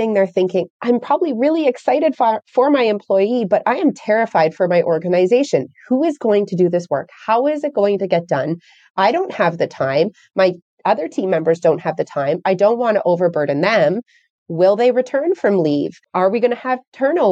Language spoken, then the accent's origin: English; Canada; I'm from Canada